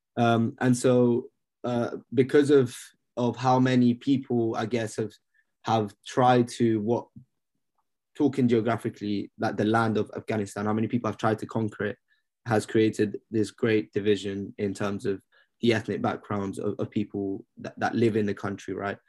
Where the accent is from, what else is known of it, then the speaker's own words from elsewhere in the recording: London, United Kingdom; I grew up in London